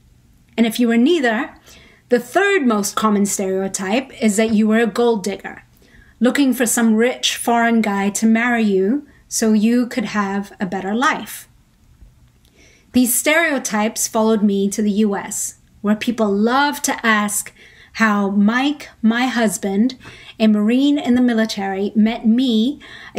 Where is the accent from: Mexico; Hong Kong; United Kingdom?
Hong Kong; moved away as an adult; also born or lived in Philippines; now in United States; I was born in Hong Kong